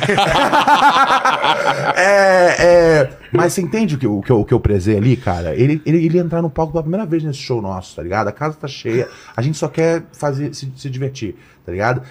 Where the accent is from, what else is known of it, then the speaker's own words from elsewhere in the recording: Brazil; eu sou do Brasil